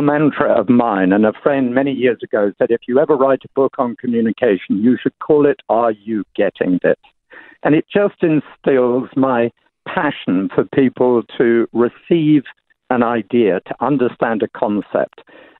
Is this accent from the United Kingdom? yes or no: yes; England, United Kingdom; moved away; because I'm English, people assume that I like drinking tea all the time